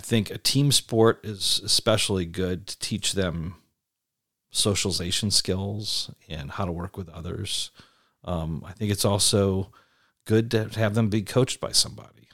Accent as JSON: {"language": "English", "region": "East Coast", "country": "United States", "tie": "born or raised there", "moved": "yes", "said": "I grew up on the East Coast"}